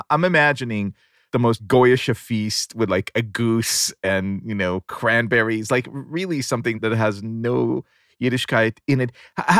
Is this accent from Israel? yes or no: yes; Israel; moved away; So listen, I grew up in Israel.